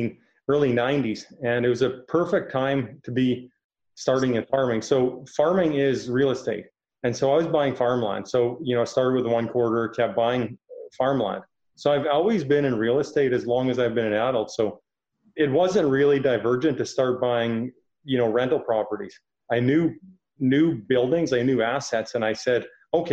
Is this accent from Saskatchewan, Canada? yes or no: yes; Milford, Saskatchewan, Canada; I'm actually from Milford, Saskatchewan.